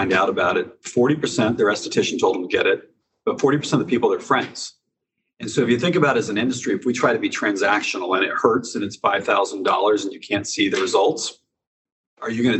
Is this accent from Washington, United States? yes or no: yes; outside of Seattle, Washington, United States; moved away; also born or lived in Durham, North Carolina; I grew up in outside of Seattle